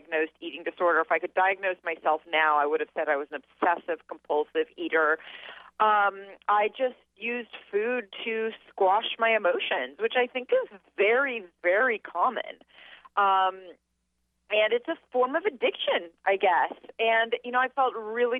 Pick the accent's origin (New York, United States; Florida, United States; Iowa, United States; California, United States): California, United States; Los Angeles; I grew up in Los Angeles